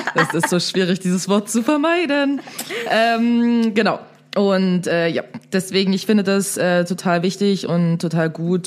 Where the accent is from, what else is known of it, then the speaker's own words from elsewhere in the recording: Dresden, Saxony, Germany; also born or lived in Berlin; da, wo ich herkomme, aka Dresden